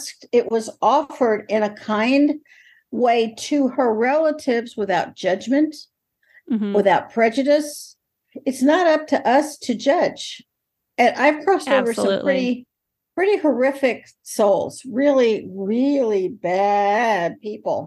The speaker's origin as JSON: {"language": "English", "region": "North Carolina", "country": "United States", "tie": "born or raised there", "said": "I grew up in North Carolina"}